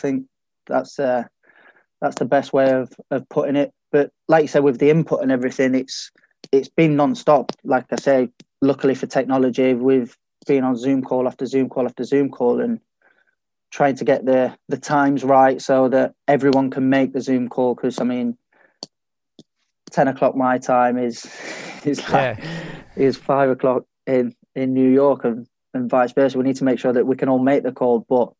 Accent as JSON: {"language": "English", "town": "Sheffield", "region": "Yorkshire and the Humber", "country": "United Kingdom", "tie": "born or raised there", "said": "I wouldn't say it was any different to a lot of my mates who are not from Sheffield or anything like that."}